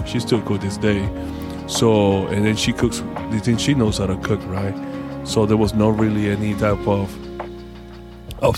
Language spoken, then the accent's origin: English; Panama; I'm from Panama.